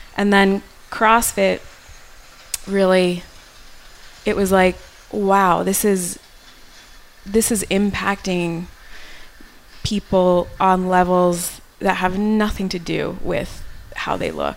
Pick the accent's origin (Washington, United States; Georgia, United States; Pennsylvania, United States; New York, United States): New York, United States; moved away as an adult; I grew up in New York